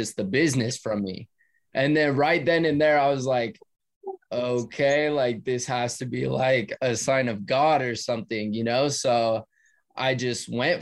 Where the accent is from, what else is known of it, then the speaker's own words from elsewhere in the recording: California, United States; me and my brother were actually planning on moving because we're from California.